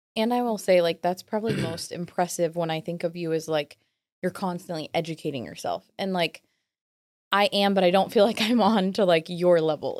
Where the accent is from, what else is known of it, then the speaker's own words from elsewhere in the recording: Williamsburg, United States; where I'm from, like mm-hmm. my hometown